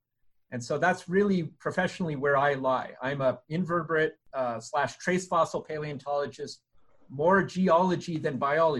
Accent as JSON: {"language": "English", "town": "Sudbury", "region": "Ontario", "country": "Canada", "tie": "born or raised there", "moved": "yes", "said": "Born and raised in Sudbury, Ontario, Canada"}